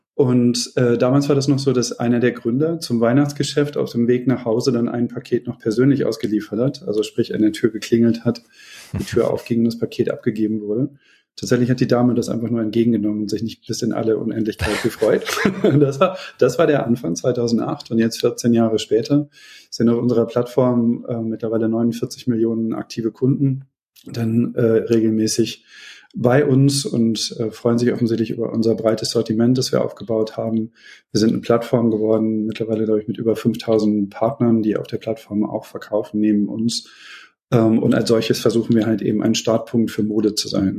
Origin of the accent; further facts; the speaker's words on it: Beckum, North Rhine-Westphalia, Germany; Ich bin geboren in Beckum in Westfalen, ist meine Heimat.